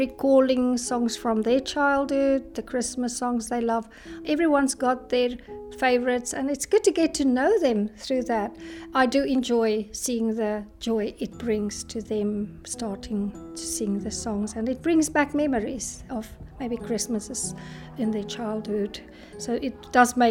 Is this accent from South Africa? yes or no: yes; South Africa; now in Scotland; I'm from South Africa.